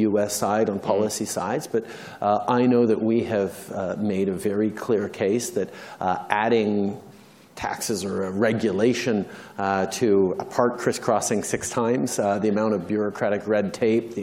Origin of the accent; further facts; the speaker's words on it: Canada; I think I can speak for all Canadians in the room